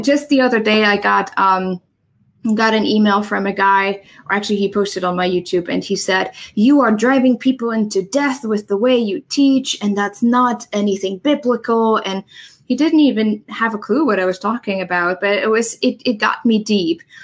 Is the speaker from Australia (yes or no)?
no; Germany; English is a second language; moved away as an adult; now in United States; I'm originally from Germany. I moved here to the US about nine years ago